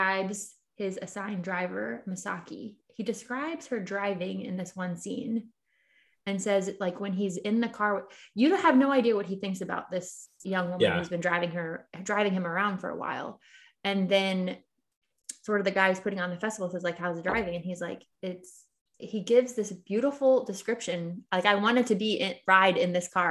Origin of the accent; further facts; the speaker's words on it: Philadelphia, Pennsylvania, United States; Our hometown hero, Will Smith.